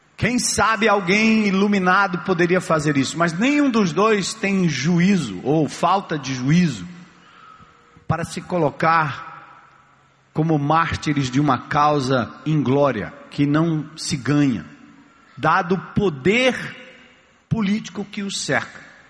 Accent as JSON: {"language": "Portuguese", "region": "São Paulo", "country": "Brazil", "tie": "born or raised there", "said": "Eu nasci na, em São Paulo"}